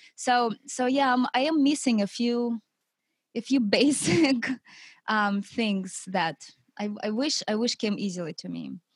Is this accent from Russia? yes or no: yes; Siberia, Russia; moved away; I grew up in Russia, in Siberia, in a big city